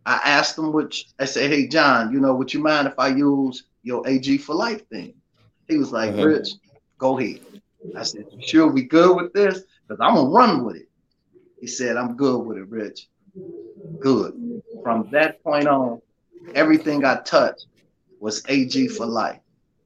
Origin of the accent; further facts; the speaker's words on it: Chicago, Illinois, United States; moved away; I'm from Augil Garden, born and raised out of Block 6, raised in Block 9, moved to Block 3, but pretty much all over.